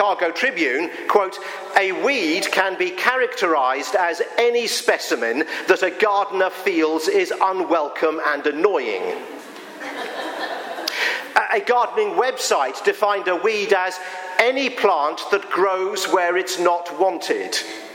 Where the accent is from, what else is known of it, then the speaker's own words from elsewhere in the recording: England, United Kingdom; now in Pennsylvania, United States; I am an Englishman